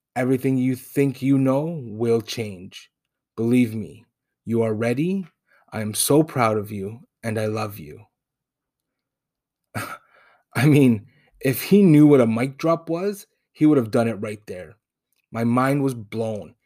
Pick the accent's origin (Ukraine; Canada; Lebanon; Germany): Canada; Toronto, Ontario; first language Spanish; I was born in Toronto, but raised in Spanish-speaking home